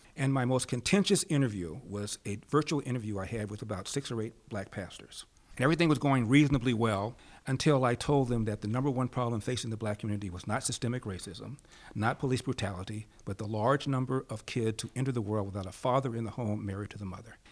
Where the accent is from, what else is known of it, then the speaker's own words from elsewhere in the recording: Los Angeles, California, United States; was born and raised in Los Angeles.